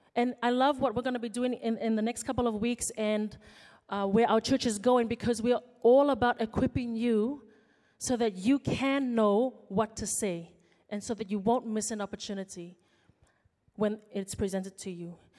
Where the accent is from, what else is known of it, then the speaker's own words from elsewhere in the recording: Fiji; moved away as an adult; now in Auckland, New Zealand; I came from Fiji, came as an international student to study law at the University of Auckland